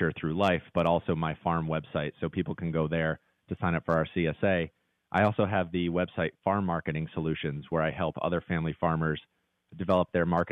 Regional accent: Connecticut, United States; moved away as an adult; also born or lived in New York City; I grew up in Connecticut, moved to New York City.

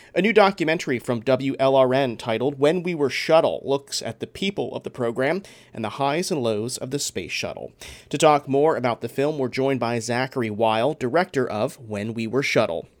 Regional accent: Coral Springs, Florida, United States; I grew up in Coral Springs, so Broward County, around that same time

